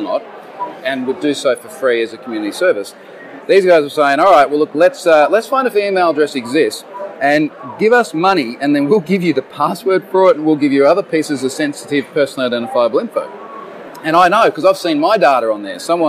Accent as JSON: {"language": "English", "country": "Australia", "said": "I'm an Australian, living in Australia"}